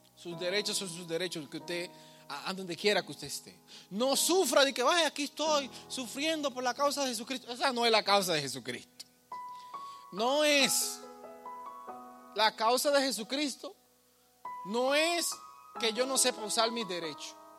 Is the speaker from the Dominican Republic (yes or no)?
yes; Dominican Republic; now in United States; yo soy dominicano. Aunque mi pasaporte diga lo que diga, yo soy, yo nací aquí